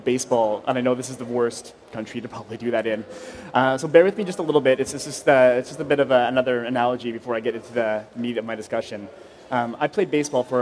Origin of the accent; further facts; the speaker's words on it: Vancouver, British Columbia, Canada; now in Montreal, Canada; I grew up in Vancouver